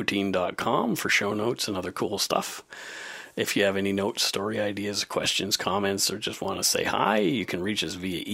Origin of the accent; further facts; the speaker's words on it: Bridgewater, Nova Scotia, Canada; originally from my hometown in Bridgewater